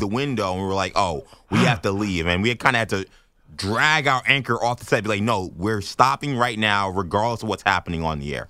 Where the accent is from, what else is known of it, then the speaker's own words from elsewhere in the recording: New York City, New York, United States; also born or lived in Lehigh Valley, Pennsylvania; I grew up in New York City for most of my life, but then I spent, like, what, six years, five or six years living in Lehigh Valley, Pennsylvania